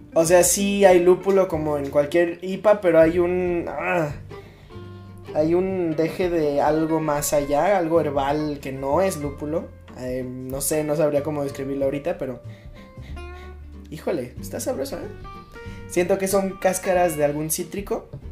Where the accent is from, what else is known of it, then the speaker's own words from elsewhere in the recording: Mexico; a mí como mexicano